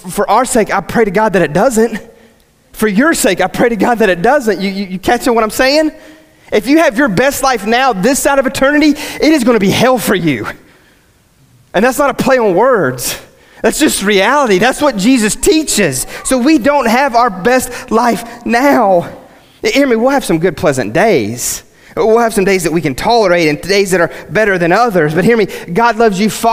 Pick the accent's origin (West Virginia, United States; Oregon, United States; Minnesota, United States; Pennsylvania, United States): West Virginia, United States; I'm from West Virginia and I've got like a weird dialect